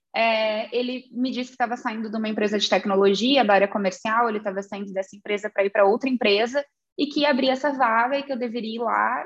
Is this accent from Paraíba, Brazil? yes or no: no; Santa Vitória do Palmar, Rio Grande do Sul, Brazil; also born or lived in Pelotas / Ireland; eu sou natural de Santa Vitória do Palmar